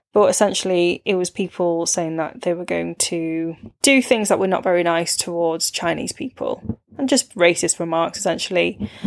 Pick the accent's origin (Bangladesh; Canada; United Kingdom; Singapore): United Kingdom; Warrington, North West England; growing up in Warrington